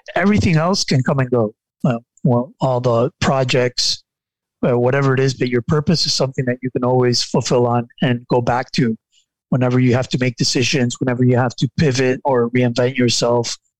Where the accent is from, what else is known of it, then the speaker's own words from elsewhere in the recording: Nicaragua; I am from Nicaragua and I and I live in Nicaragua